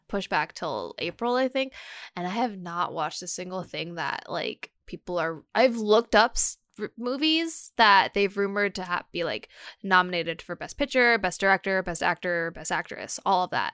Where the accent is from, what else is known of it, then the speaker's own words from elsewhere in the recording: United States; I'm from America